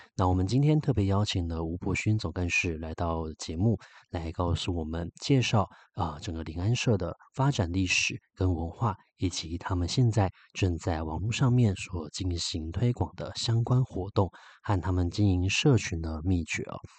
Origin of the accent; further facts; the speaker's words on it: Taipei, Taiwan; 我们台北人